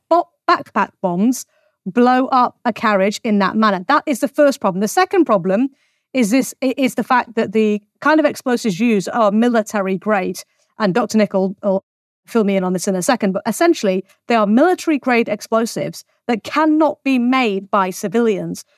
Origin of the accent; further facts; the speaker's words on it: England, United Kingdom; I'm English